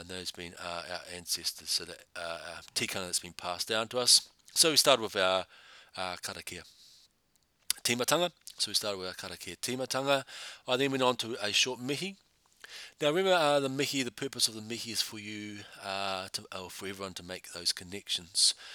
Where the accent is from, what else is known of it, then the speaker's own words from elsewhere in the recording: Taranaki, New Zealand; now in Christchurch, New Zealand; I'm from Taranaki